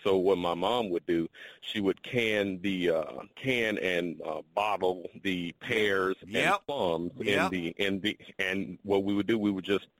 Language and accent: English; Mound Bayou, Mississippi, United States; moved away; also born or lived in Georgia; I'm originally from Mound Bayou, Mississippi.